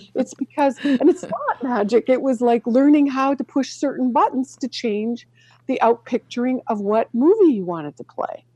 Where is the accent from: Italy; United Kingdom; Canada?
Canada; moved away; growing up in Canada